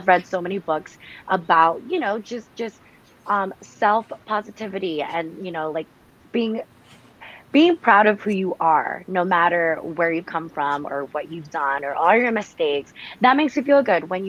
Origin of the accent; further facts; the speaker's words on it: the Bay Area, California, United States; I'm still from the Bay.